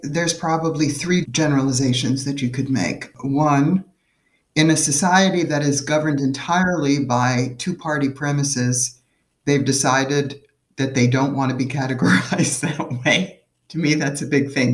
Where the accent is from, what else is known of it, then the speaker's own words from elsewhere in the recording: New York City, New York, United States; I grew up in New York City